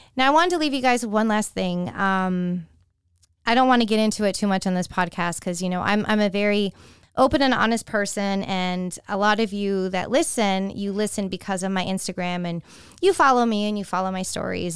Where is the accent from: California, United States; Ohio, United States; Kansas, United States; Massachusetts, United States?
California, United States; San Francisco Bay Area; now in Tampa, United States; born and raised in the San Francisco Bay Area